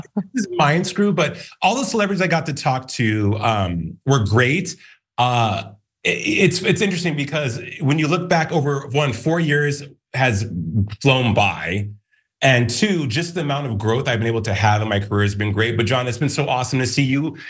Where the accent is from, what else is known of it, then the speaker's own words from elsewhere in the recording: Albuquerque, New Mexico, United States; I'm from Albuquerque, New Mexico